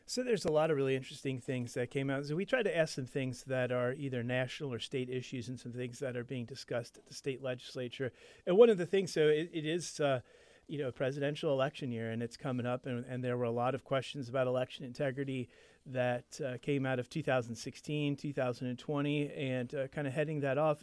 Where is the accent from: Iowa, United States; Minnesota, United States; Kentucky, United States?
Kentucky, United States; moved away; I grew up in Kentucky